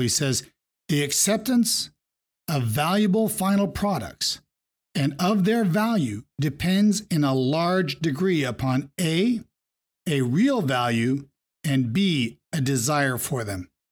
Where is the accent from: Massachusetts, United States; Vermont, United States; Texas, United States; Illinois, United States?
Vermont, United States; Growing up in Vermont